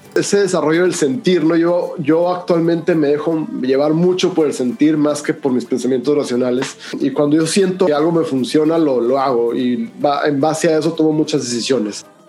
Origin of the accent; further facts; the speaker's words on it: Hermosillo, Sonora, Mexico; soy de Hermosillo, Sonora y, pues soy el quinto de una familia grande